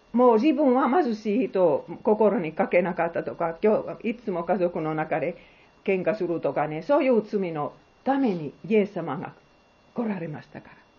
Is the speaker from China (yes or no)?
no; Finland; Japanese is a second language; also born or lived in Bangladesh; now in Japan; 私はフィンランドで生まれた